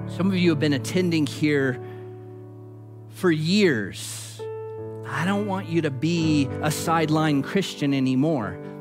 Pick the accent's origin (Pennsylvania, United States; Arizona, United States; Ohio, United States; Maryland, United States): Arizona, United States; I'm not an American first. I'm not an Arizonan first